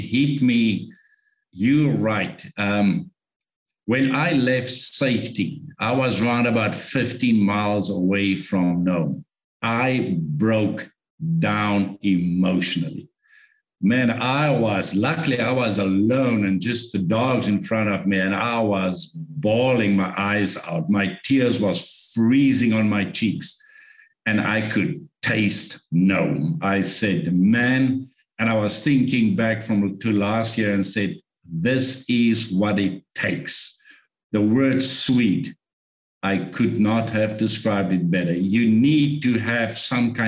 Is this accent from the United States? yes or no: no; South Africa; English is a second language; I'm from Africa. English is not my first language.